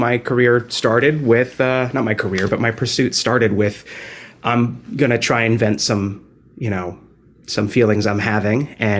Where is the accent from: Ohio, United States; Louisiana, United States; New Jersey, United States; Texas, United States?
New Jersey, United States; now in New York, United States; No, I'm originally from New Jersey, but I live